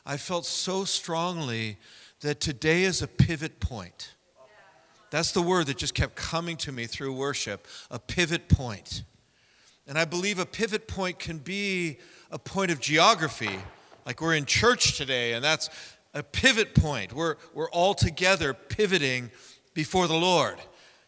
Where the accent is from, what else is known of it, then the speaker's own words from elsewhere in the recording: San Francisco, California, United States; I was raised in San Francisco with hippie parents.